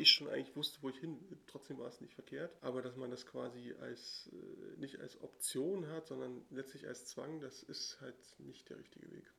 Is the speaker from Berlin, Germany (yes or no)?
yes; Berlin, Germany; ich bin ja in Pankow zur Schule gegangen